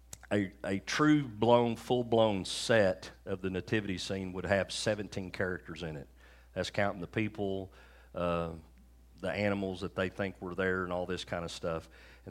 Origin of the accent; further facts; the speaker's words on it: Oklahoma, United States; also born or lived in Bowie, Texas; we come back to Oklahoma.